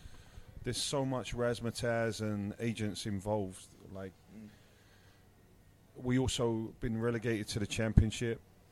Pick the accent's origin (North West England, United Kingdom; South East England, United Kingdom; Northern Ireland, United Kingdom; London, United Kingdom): London, United Kingdom; born or raised there